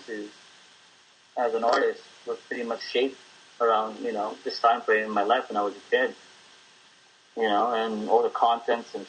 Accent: Manila, Metro Manila, Philippines; now in United States; I grew up in Intramuros, which is a district in Manila

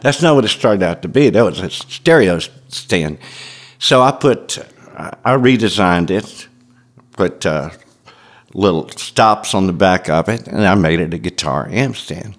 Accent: Memphis, Tennessee, United States; growing up in Memphis in the 50s and 60s

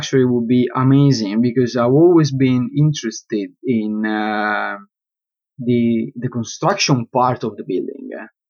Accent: London, United Kingdom; I always struggle, you know, to keep a balance between being an architect, being a Londoner.

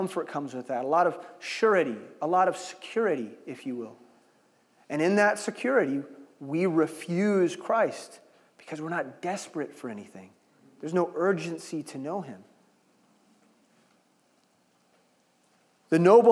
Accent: Lee's Summit, Missouri, United States; I grew up in Lee Summit

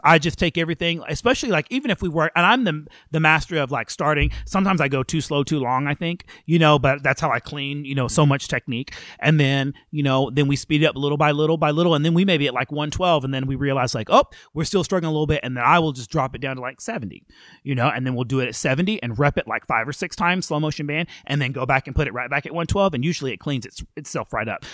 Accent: McGregor, Texas, United States; now in Cedar Park, United States; I grew up in McGregor, Texas, which is a small um, city or town, excuse me, outside of Waco, Texas

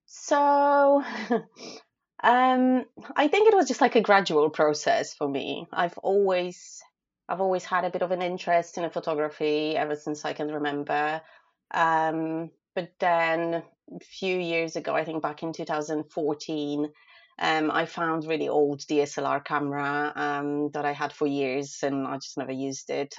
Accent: Poland; moved away as an adult; now in United Kingdom; I'm originally from Poland, um, but I live and work in the UK as a food photographer

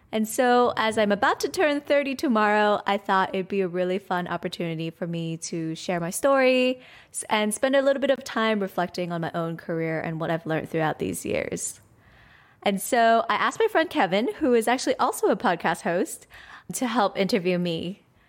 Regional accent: Hong Kong; I was born and raised in Hong Kong

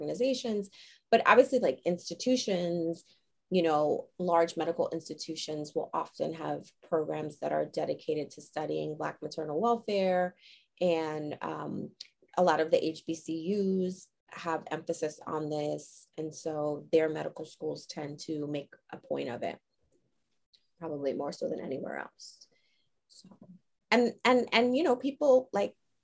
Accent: New York, United States; I'm from New York.

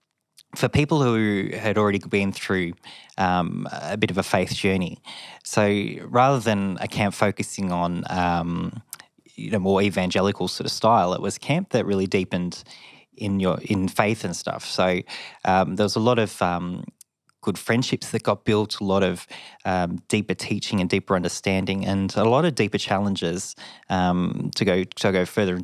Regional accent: Mildura, Victoria, Australia; So I grew up in Mildura. I was born a country boy.

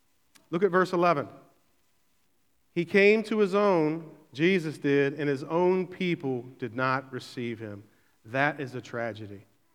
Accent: Berkeley, United States; And I grew up in Berkeley and left for like 20 years and spent 20 years in the city.

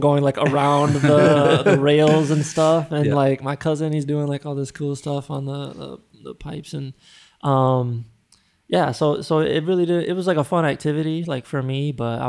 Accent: Grand Rapids, Michigan, United States; moved away; where I grew up in Michigan, Grand Rapids

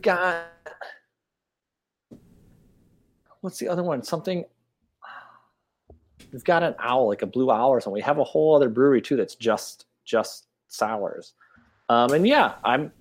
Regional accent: Michigan, United States; now in Austin, United States; I'm a Michigander. You might not be able to tell from my – I did say the word tournament earlier, which usually throws a clue to some folks that I have a weird accent. But, yeah, I'm from Michigan

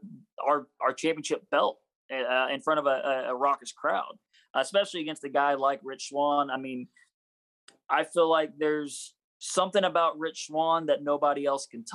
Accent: Indiana, United States; moved away; my hometown in Indiana.

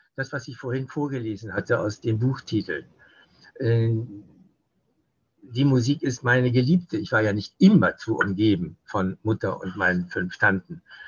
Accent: West Germany, Germany; bei uns in Westdeutschland

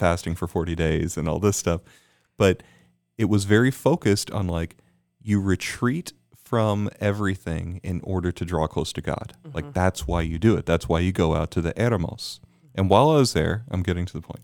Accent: Houston, Texas, United States; I was born in Houston.

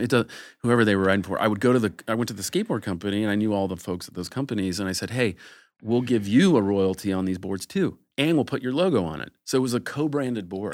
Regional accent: Ohio, United States; now in Los Angeles, United States; I grew up in Ohio

